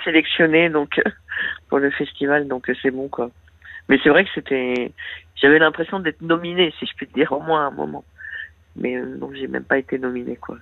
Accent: Paris, Île-de-France, France; moved away as an adult; je viens de Paris où j'ai vécu 46 ans

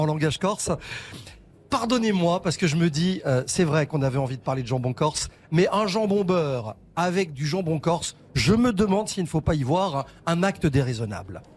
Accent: Belgium; moved away; je suis belge d'origine

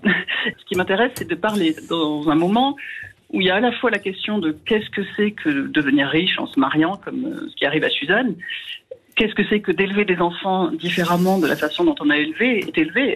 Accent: Hérault, Occitania, France; j'ai grandi dans l'Hérault

